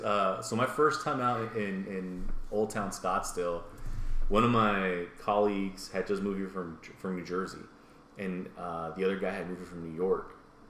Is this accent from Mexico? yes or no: yes; Mexico; I'm Mexican.